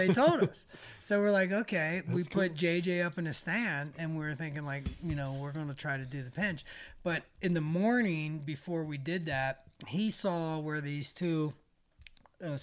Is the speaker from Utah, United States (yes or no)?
no; Ohio, United States; moved away; growing up in Ohio